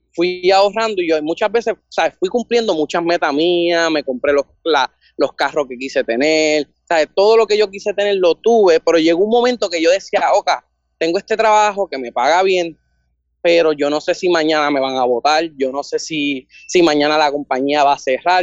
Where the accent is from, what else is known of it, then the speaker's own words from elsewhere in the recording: Bayamón, Puerto Rico; 24 de Bayamón